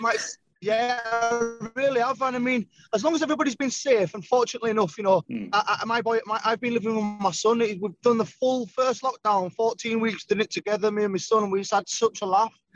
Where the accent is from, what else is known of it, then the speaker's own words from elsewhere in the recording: Leeds, Yorkshire and the Humber, United Kingdom; I'm from Leeds